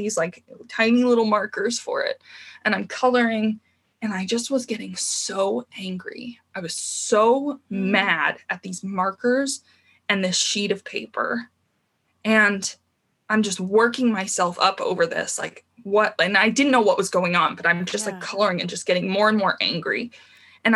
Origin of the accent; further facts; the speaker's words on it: Tucson, Arizona, United States; moved away as an adult; now in Santa Cruz, United States; I grew up in Tucson, Arizona.